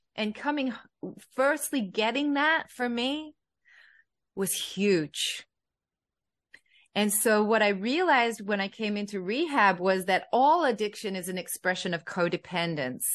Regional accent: Australia; a young girl growing up in Australia, in a white family

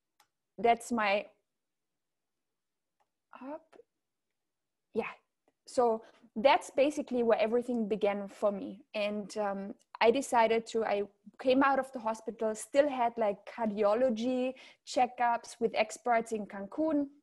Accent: Austria; accent: German; English is a second language; moved away as an adult; also born or lived in south of France / Riviera Maya, Mexico; now in France; I'm from Austria originally. You might hear a certain German accent. And I live in the south of France now

